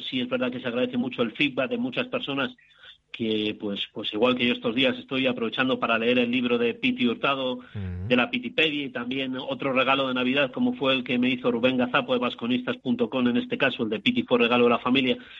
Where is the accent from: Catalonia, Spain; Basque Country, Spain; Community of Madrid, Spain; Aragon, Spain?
Basque Country, Spain; Bilbao; now in Santiago de Compostela, Spain; Bilbao, de donde soy yo